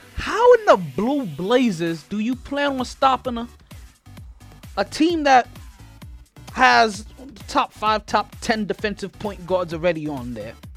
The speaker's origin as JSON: {"language": "English", "country": "Jamaica", "said": "I'm Jamaican"}